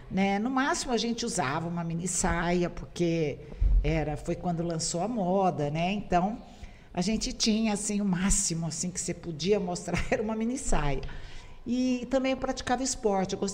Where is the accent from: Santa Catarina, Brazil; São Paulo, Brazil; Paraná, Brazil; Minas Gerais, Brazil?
Minas Gerais, Brazil; Sou mineira, terra do queijo.